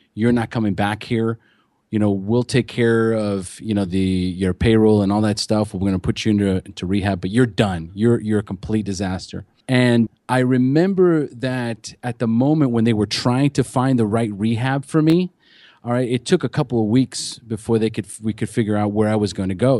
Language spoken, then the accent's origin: English; California, United States; moved away as an adult; now in Costa Rica; I'm from California originally